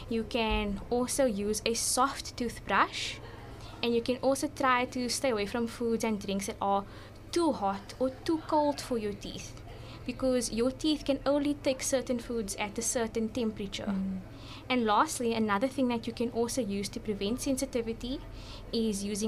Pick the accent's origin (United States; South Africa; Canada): South Africa; Cape Town, Western Cape; I grew up in Mitchells Plain